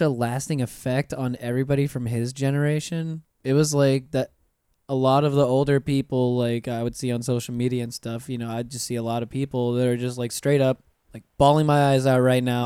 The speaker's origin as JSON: {"language": "English", "town": "Pensacola", "region": "Florida", "country": "United States", "moved": "as an adult", "lives_now": "Orlando, United States", "said": "I'm originally from Pensacola"}